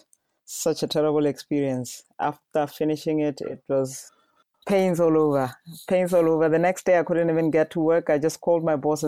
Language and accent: English; Botswana; I am from Botswana. I currently live in Gaborone with my family of four